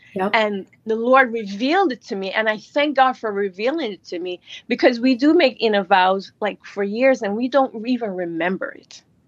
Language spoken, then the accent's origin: English; Jamaica; now in New York, United States; I was born in Jamaica, and I migrated here. I live in New York